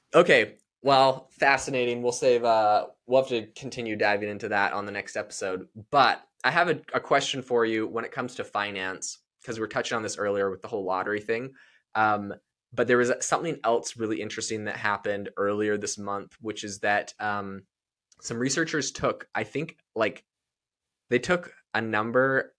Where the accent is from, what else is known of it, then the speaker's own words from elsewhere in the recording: Canada; now in United States; I'm from Canada